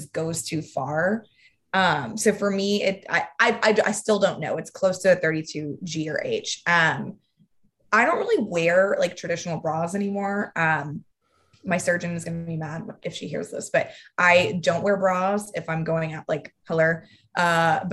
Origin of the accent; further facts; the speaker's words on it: Texas, United States; I'm from Texas. And I remember in fifth grade, people making fun of me